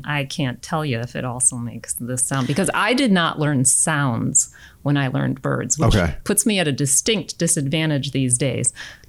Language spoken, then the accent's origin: English; Chicago, Illinois, United States; moved away; I was from Chicago.